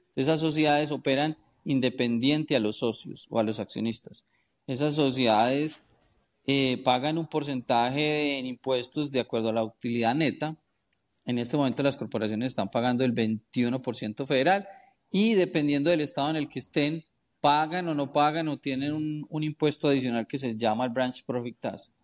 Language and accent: Spanish; Colombia; now in United States; yo soy contador colombiano, soy contador en Estados Unidos y abogado en Estados Unidos. Em, eh, originalmente llegué a los Estados Unidos hace como 20 años